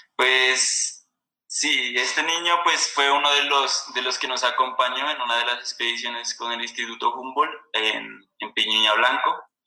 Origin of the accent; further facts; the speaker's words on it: Sibundoy Valley, Putumayo, Colombia; soy oriundo de aquí del Valle de Sibundoy, que es como la parte andina del, departamento del Putumayo.